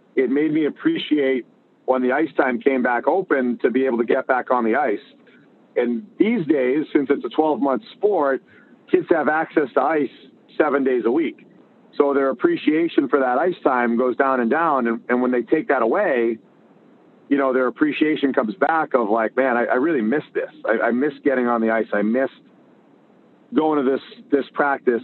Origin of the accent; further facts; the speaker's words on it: Winthrop, Massachusetts, United States; I grew up in Winthrop, Mass, a little small town outside of Boston